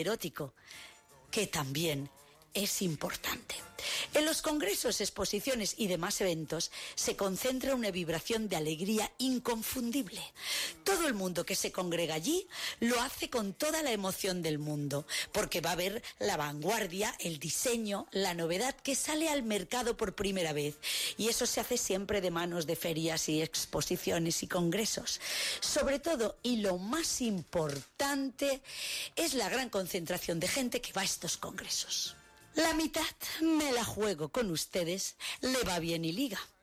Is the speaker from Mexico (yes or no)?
no; Spain; yo soy española